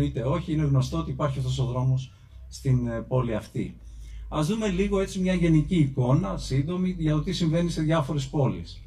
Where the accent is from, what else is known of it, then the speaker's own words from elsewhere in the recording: Kymi, Central Greece, Greece; εγώ είμαι από την Κίμη